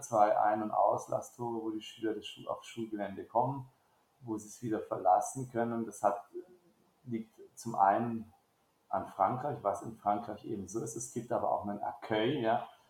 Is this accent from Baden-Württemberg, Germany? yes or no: yes; Baden-Württemberg, Germany; moved away as an adult; now in France; ich komme aus Baden-Württemberg